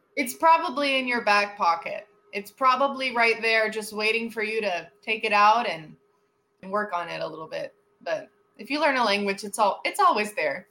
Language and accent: English; Miami, Florida, United States; also born or lived in Fort Worth, Texas; I live in Miami. I'm born and raised in Miami.